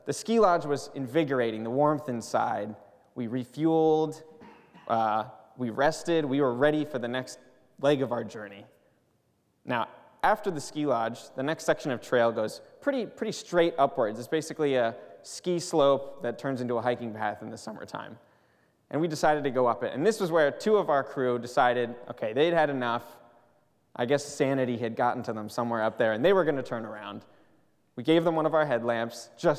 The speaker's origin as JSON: {"language": "English", "region": "Pennsylvania", "country": "United States", "moved": "as an adult", "lives_now": "Pasadena, United States", "said": "I'm from Pennsylvania"}